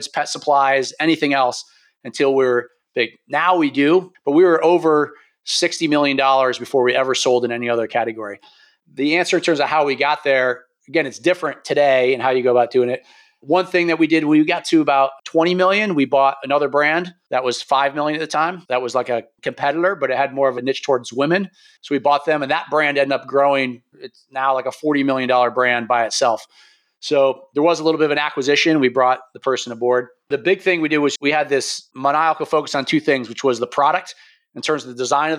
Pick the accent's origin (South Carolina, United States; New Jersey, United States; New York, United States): New York, United States; moved away; also born or lived in Pennsylvania; I'm from New York originally